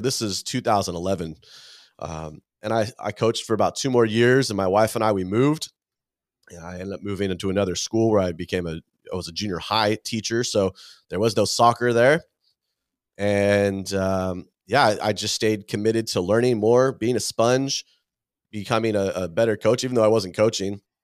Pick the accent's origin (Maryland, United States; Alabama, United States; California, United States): California, United States; I grew up here in California